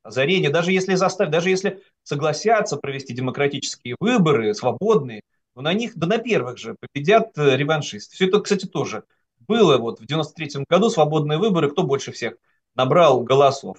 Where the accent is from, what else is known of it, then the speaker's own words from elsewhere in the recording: Saint Petersburg, Russia; moved away; я, как регионалист, петербуржец, мог вести такие теоретические разговоры среди вот своих соратников в Санкт-Петербурге